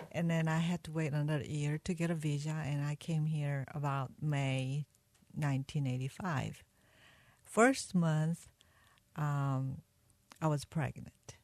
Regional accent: South Korea; now in United States; I was born in South Korea, and I met my husband when I was 16 and he was 17

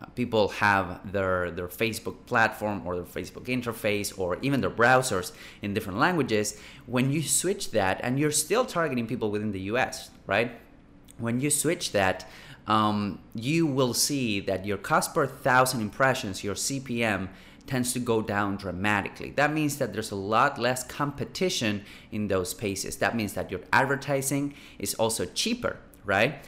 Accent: Buenos Aires, Argentina; moved away; I'm from, I am originally from Buenos Aires, Argentina

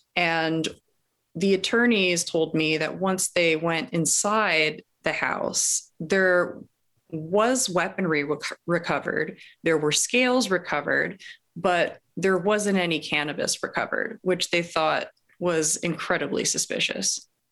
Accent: Los Angeles, California, United States; I grew up in Los Angeles

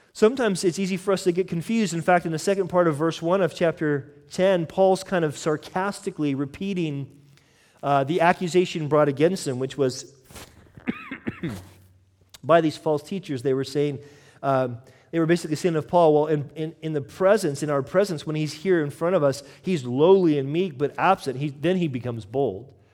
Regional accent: United States; I'm American

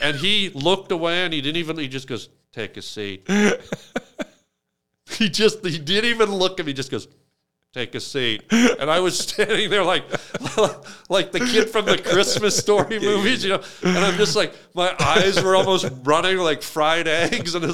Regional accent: Canada; we're from Canada

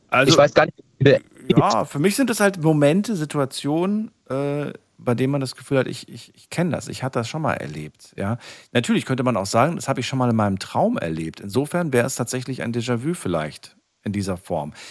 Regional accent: Rhineland-Palatinate, Germany; ich bin ja aus der Nähe von Kaiserslautern.

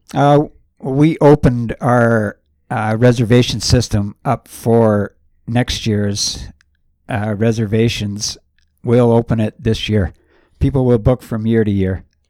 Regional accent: Gravenhurst, Ontario, Canada; I grew up in Gravenhurst, uh, Farquhar Street.

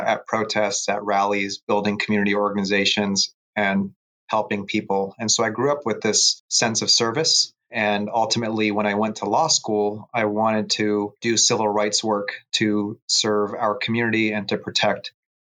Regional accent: San Jose, California, United States; I've been a public defender for 13 years here in Santa Clara County, my hometown of San Jose

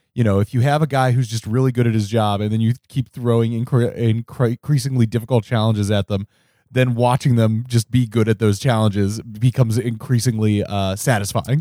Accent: Cincinnati, Ohio, United States; moved away; where I grew up in Cincinnati

